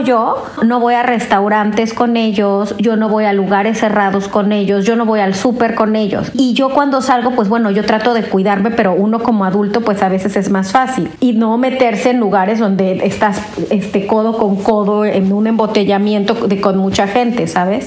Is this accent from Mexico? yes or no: yes; Mexico; now in Brussels, Belgium; soy una mexicana en Bruselas